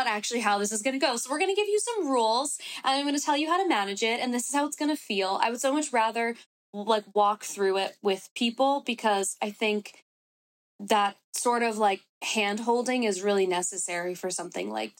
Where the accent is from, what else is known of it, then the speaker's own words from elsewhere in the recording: New York City, New York, United States; also born or lived in Bronx, New York / Los Angeles; I was born and raised in New York.